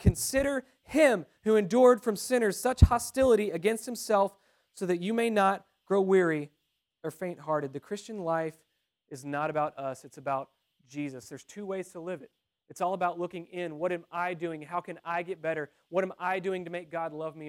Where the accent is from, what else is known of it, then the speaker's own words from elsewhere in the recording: Texas, United States; I'm from Texas